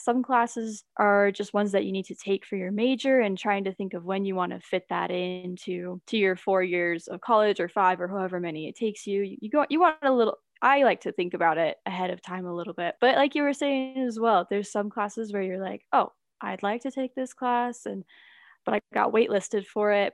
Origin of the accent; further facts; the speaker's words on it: Logan, Utah, United States; I'm actually from Logan